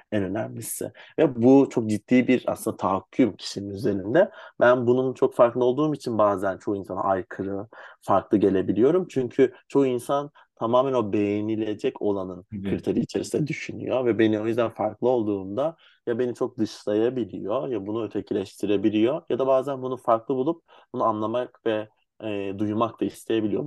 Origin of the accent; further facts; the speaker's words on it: Istanbul, Turkey; Ben 7 Ağustos 95 İstanbul doğumluyum.